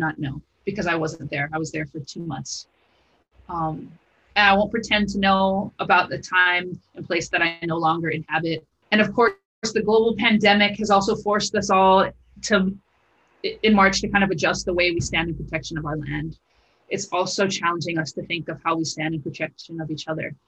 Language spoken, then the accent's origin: English; Honolulu, Hawaii, United States; I grew up in Pololo Valley, in the ahupua'a of Waikiki.